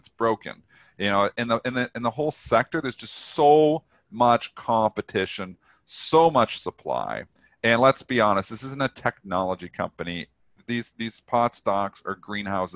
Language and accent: English; Canada; I'm Canadian